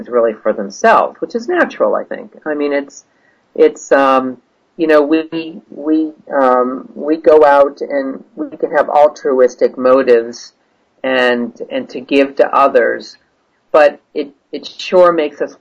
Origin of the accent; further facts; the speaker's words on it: United States; as an American journalist